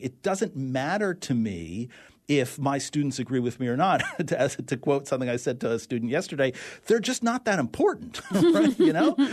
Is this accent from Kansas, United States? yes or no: no; New York City, New York, United States; growing up in New York City, uh, we used to open the fire hydrants on really hot days